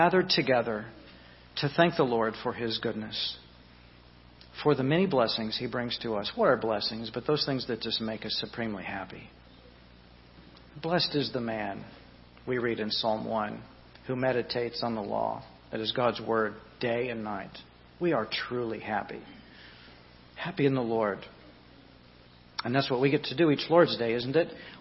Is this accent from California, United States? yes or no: no; Southeast Louisiana, United States; I was raised in Southeast Louisiana